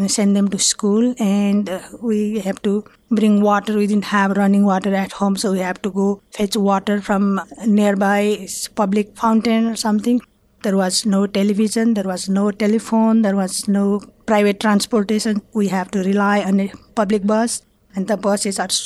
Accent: Nepal; moved away as an adult; now in Pittsburgh, United States; I was born in Nepal in 1951.

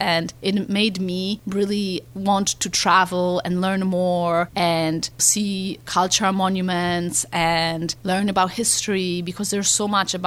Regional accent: Florence, Tuscany, Italy; English is a second language; moved away as an adult; also born or lived in Warsaw, Poland / Philadelphia, United States; now in Pittsburgh, United States; I was born in Warsaw, Poland on September 21st, 1980. I lived there as a very young child, but I moved to Florence, Italy, where my mom is from, when I was 10 years old

